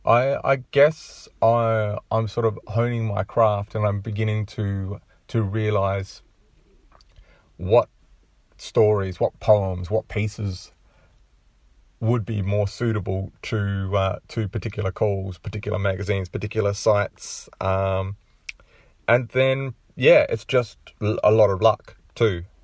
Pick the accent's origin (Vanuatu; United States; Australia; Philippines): Australia; being Australian